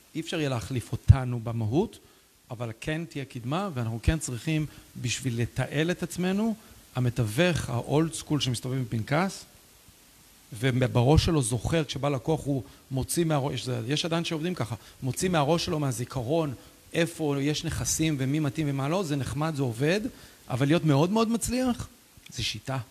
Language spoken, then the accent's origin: Hebrew; Ra'anana, Central District, Israel; moved away; also born or lived in Canada / Lithuania; העיר הזאת, גדלנו בשיכון, אבל מאוד השפיעה עליי